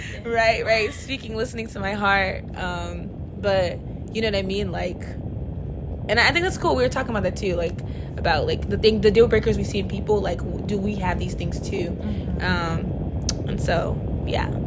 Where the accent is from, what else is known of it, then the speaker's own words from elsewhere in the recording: Palm Beach County, Florida, United States; now in Miami, United States; I am from Palm Beach County, the good old 561. But my family's from Haiti